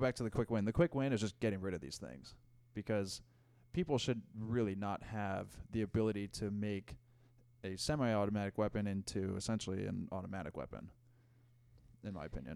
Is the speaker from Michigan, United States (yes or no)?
no; Denver, Colorado, United States; I grew up in Denver